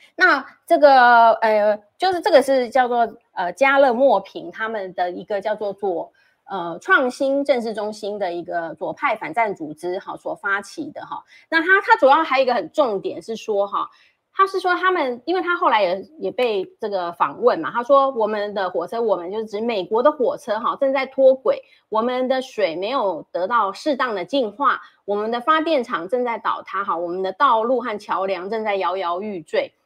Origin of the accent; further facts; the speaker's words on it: Taiwan; 以我们台湾人的关注的角度啦